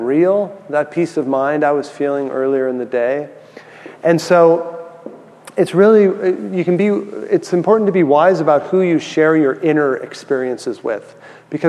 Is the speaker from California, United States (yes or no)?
yes; San Francisco, California, United States; also born or lived in San Diego; I grew up in San Francisco, so I went to college in San Diego